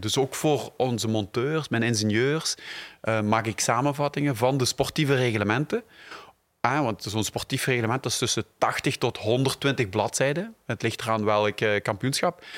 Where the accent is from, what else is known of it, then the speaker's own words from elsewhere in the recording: Belgium; ik ook uit België kwam